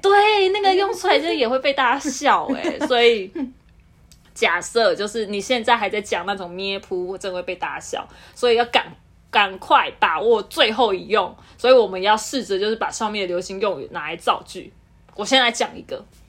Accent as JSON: {"language": "Chinese", "region": "southern Taiwan", "country": "Taiwan", "tie": "born or raised there", "said": "我是南部的小孩"}